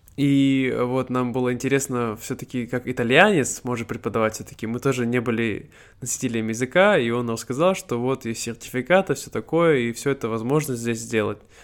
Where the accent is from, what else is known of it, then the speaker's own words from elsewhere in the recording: Siberia, Russia; first language Russian; moved away as an adult; now in Vietnam; мне 26 лет, я из Сибири, э, я сейчас живу во Вьетнаме